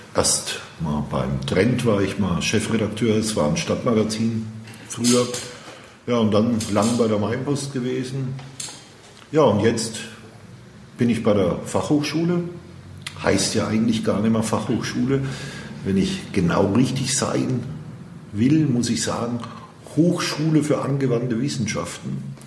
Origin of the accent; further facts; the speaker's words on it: Würzburg, Bavaria, Germany; Bin ein Urgestein, Würzburger. City. Würzburg City. Ich bin geboren in der Innenstadt, aber aufgewachsen in Grombü.